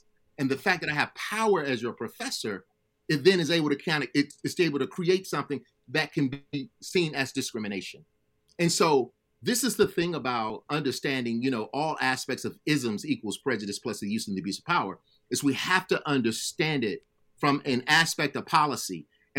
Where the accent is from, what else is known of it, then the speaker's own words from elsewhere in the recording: Alabama, United States; I grew up in Alabama.